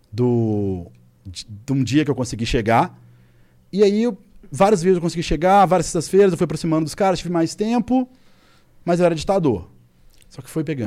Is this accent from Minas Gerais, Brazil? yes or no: yes; Belo Horizonte, Minas Gerais, Brazil; em BH, minha cidade natal